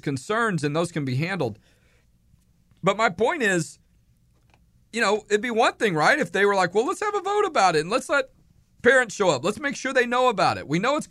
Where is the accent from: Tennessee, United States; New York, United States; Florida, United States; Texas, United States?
Texas, United States; Houston; moved away; I grew up born and raised in Houston, went to law school in Houston